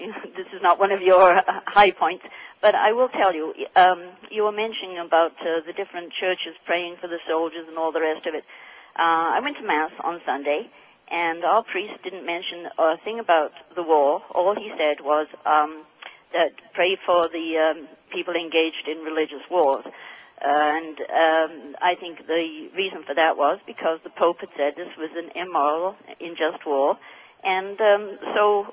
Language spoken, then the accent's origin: English; Canada; now in Windsor, Canada; I'm a Canadian